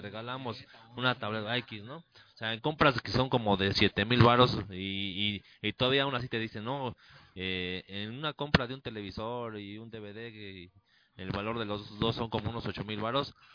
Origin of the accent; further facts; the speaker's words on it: Mexico; así somos los mexicanos